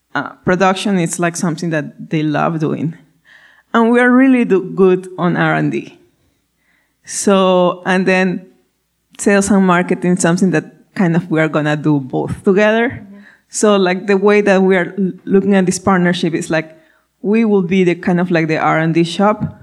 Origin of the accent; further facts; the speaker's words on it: Ecuador; first language Spanish; English is a second language; moved away; as you can hear my accent, I'm from I'm Spanish speaking, I'm from Ecuador.